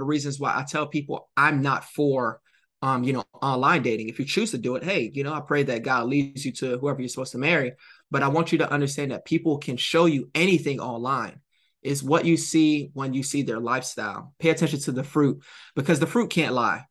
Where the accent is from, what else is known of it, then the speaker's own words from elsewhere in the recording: Jamaica; I'm Jamaican.